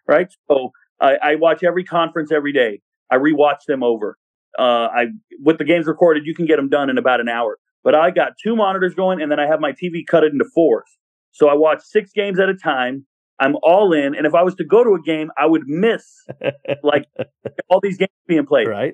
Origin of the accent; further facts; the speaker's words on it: Southern California, United States; I'm from Southern California